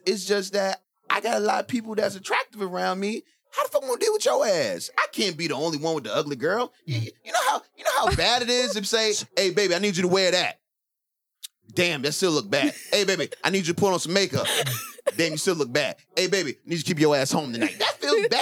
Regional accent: New York City, New York, United States; I'm from the Bronx

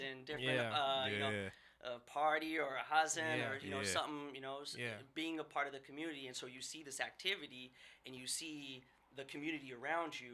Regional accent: Seattle, Washington, United States; also born or lived in Saudi Arabia; I grew up in West Seattle, and, you know, elementary, middle school, high school

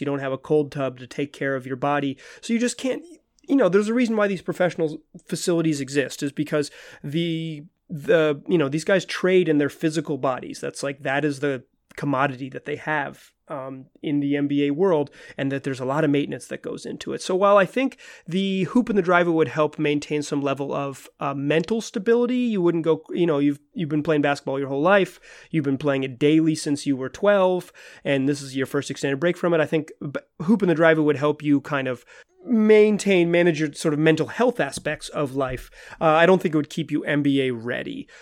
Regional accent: Chapel Hill, North Carolina, United States; I grew up in Chapel Hill, North Carolina

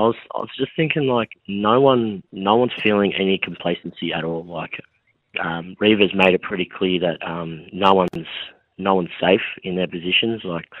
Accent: Wollongong, New South Wales, Australia; moved away as an adult; now in Adelaide, Australia; I'm from Wollongong, which is south of Sydney, so I loved being close to home.

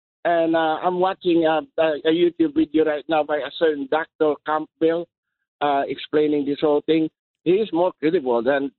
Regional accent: Philippines; now in United States; From the Philippines.

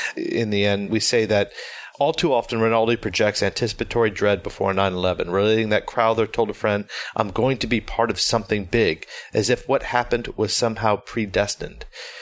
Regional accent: Tampa, Florida, United States; I'm from Tampa Bay

